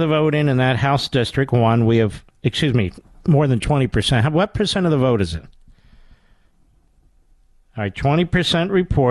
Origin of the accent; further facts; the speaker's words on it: Pennsylvania, United States; when I grew up in Pennsylvania